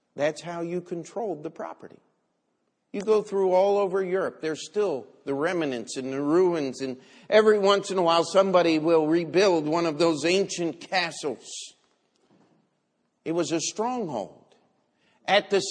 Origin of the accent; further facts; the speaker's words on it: Baltimore, Maryland, United States; the city of Baltimore, my hometown